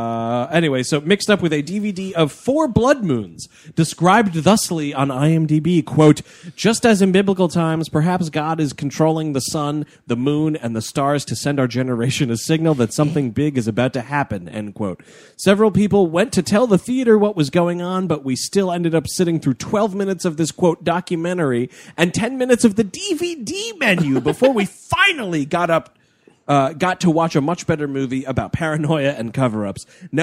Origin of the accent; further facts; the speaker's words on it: New York City, New York, United States; We're from New York City.